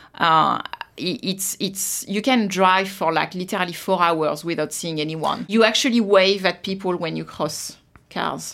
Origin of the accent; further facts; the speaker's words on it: Versailles, Île-de-France, France; moved away as an adult; also born or lived in Paris, France; now in Australia; I was born in, uh, Paris, France. And I grew up in Versailles